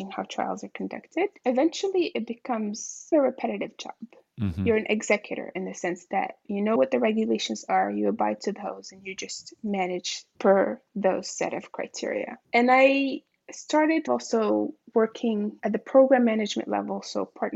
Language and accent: English; Marrakesh, Marrakesh-Safi, Morocco; I was born and raised in Marrakesh, Morocco, a city that I hold near and dear to my heart